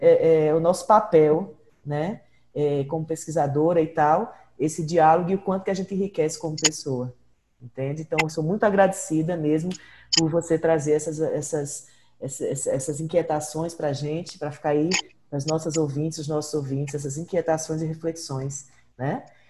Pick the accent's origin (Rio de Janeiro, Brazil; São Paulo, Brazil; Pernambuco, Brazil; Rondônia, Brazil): Pernambuco, Brazil; also born or lived in Ceará; eu sou é, nascida no Ceará, me criei em Pernambuco